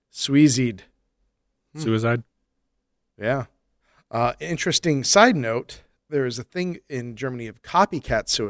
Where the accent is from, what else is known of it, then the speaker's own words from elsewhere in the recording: Epping, East of England, United Kingdom; I grew up in Epping, one of the locations in the Haunted Forest episode.